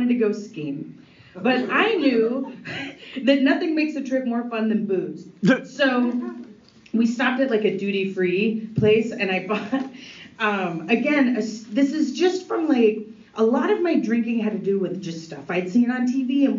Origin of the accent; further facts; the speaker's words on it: United States; also born or lived in Norway; I was from America